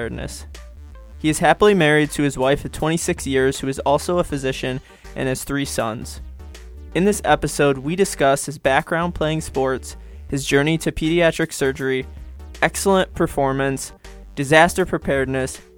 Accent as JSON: {"language": "English", "region": "Michigan", "country": "United States", "said": "My girlfriend and I we're from Michigan"}